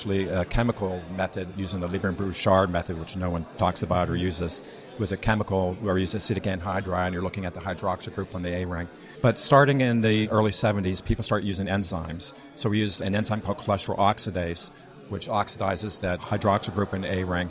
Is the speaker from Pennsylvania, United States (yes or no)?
yes; Pittsburgh, Pennsylvania, United States; now in Bethesda, Maryland, United States; I'm actually originally from Pittsburgh